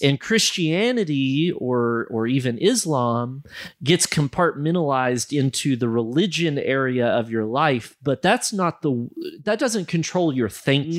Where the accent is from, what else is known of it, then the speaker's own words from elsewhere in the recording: United States; moved away as an adult; now in Malawi; growing up in America